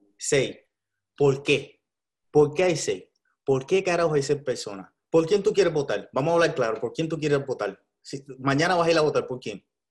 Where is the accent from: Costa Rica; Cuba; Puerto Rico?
Puerto Rico; Tengo que votar por lo que está pasando en mi país